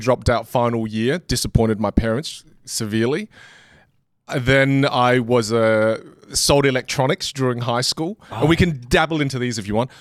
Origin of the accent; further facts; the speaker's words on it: Australia; I'm from Australia.